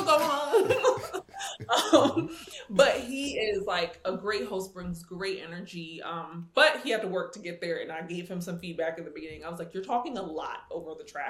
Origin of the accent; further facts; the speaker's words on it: New York, United States; also born or lived in Indiana; I'm from New York